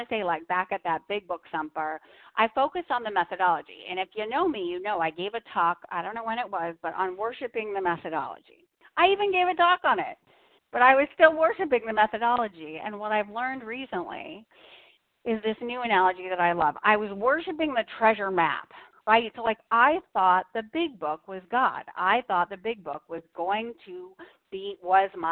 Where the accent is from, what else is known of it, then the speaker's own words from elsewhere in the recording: Boston, Massachusetts, United States; I'm from Boston.